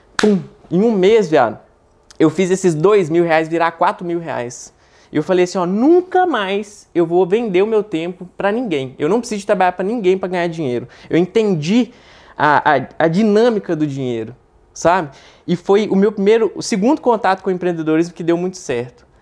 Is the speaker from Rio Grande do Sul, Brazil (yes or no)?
no; Belo Horizonte, Minas Gerais, Brazil; Eu sou de Belo Horizonte, tenho 23 anos